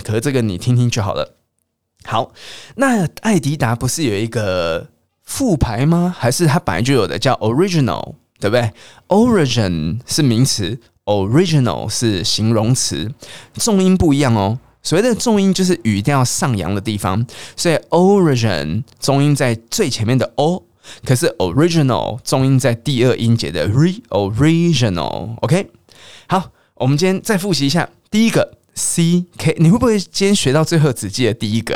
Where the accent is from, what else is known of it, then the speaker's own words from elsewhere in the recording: Taiwan; accent: Taiwanese Mandarin (台湾国语); 我很常讲台湾国语